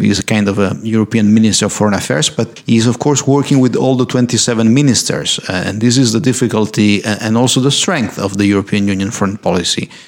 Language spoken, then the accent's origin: English; Corsica, France; also born or lived in Italy; originally I'm from Corsica. My mother is from Corsica